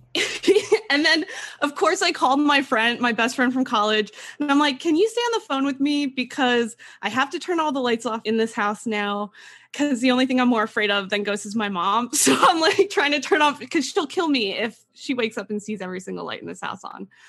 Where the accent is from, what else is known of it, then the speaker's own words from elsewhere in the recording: East Stroudsburg, Pennsylvania, United States; I am from East Stroudsburg, Pennsylvania, and I grew up in a haunted house.